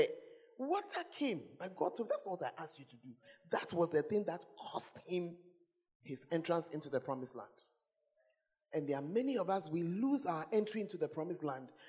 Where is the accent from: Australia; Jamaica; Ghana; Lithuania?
Ghana; if you are as Ghanaian as me, Ghanaians, we don't like change